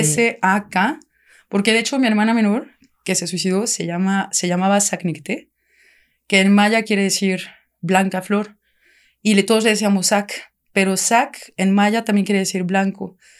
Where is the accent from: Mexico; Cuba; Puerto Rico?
Mexico; Querétaro; moved away as an adult; also born or lived in France; yo soy de Querétaro, mi familia somos de Querétaro.